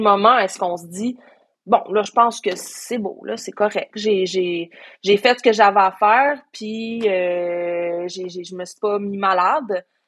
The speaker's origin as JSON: {"language": "French", "town": "Sherbrooke", "region": "Quebec", "country": "Canada", "tie": "born or raised there", "also_born_or_lived": "Coaticook", "moved": "as an adult", "lives_now": "Montreal, Canada", "said": "je suis née à Montréal. J'ai, passé cinq ans de ma vie à Quaticook pour l'école. Après ça, cinq ans de ma vie à Sherbrooke pour l'école"}